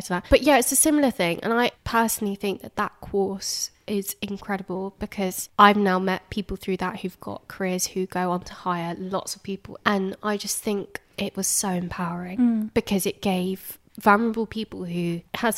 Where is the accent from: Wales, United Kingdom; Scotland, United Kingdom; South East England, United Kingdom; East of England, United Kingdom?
East of England, United Kingdom; Hertfordshire; I'm from Hertfordshire.